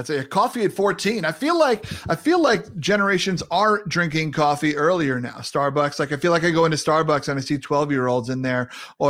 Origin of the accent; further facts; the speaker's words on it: Long Island, New York, United States; I'm from Long Island.